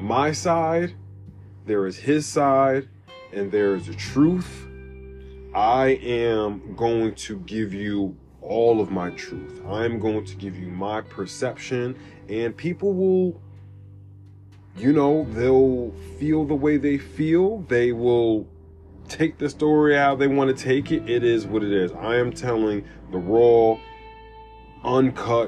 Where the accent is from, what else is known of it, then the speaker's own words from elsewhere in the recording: United States; some people from Greenburg, from my hometown